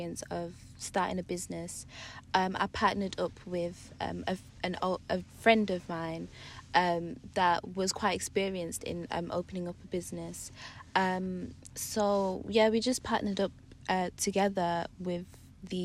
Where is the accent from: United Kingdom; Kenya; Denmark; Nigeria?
United Kingdom; Birmingham, West Midlands; I'm originally from Birmingham